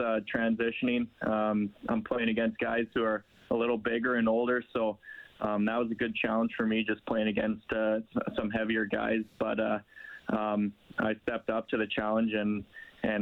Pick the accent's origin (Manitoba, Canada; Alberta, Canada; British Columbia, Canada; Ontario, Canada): Alberta, Canada; Millet; also born or lived in Leduc / Edmonton; I grew up in a small town just south of Leduc. I grew up in Millet